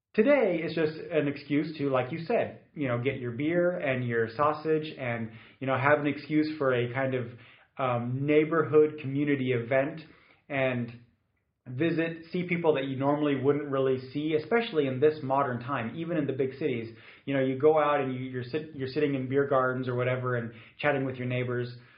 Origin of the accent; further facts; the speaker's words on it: Munich, Bavaria, Germany; I grew up in Munich